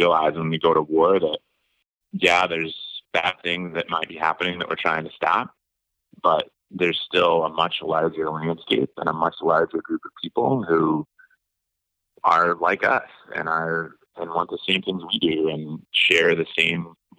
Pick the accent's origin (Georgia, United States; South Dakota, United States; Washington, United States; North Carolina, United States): South Dakota, United States; Eastern; now in Utah, United States; I grew up in Eastern South Dakota.